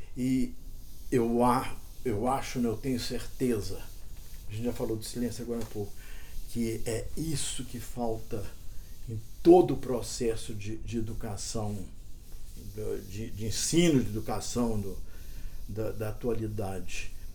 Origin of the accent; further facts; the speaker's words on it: Cerrado, Brazil; eu fui criado muito no, aqui no Cerrado